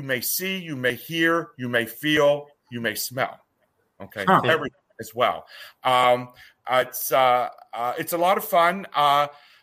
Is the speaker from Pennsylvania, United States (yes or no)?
yes; Oil City, Pennsylvania, United States; I am originally from a little town in Pennsylvania called Oil City